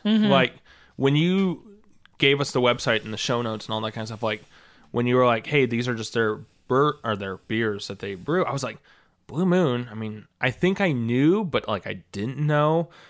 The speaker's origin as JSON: {"language": "English", "town": "St. Louis", "region": "Missouri", "country": "United States", "said": "we're all from St. Louis"}